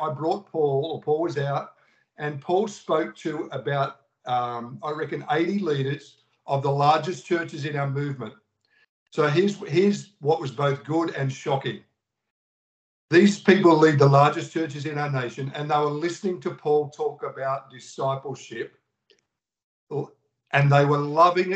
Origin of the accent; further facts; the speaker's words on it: Australia; in Australia, we were the lockdown nation